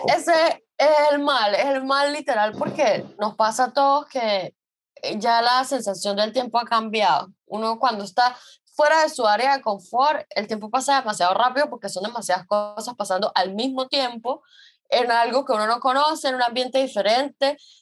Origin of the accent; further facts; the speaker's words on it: San Cristóbal, Táchira, Venezuela; moved away as an adult; Nosotros somos de San Cristóbal